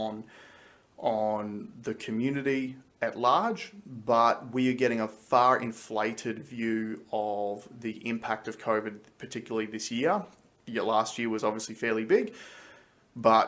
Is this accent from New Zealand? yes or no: no; Australia; as Australian citizens